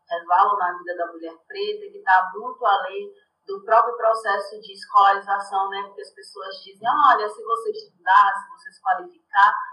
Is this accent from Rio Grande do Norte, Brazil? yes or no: no; Salvador, Bahia, Brazil; moved away as an adult; now in São Paulo, Brazil; Eu sou de Salvador, da periferia de Salvador.